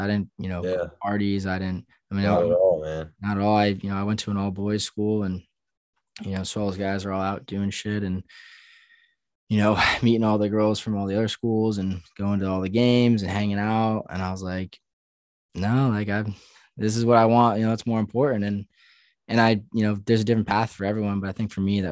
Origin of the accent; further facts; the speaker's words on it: New York, United States; growing up in New York